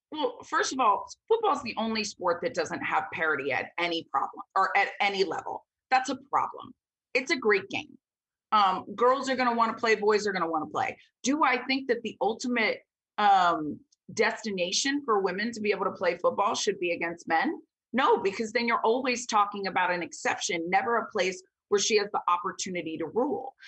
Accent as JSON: {"language": "English", "town": "Vero Beach", "region": "Florida", "country": "United States", "tie": "born or raised there", "said": "I was born and raised in Vero Beach, Florida."}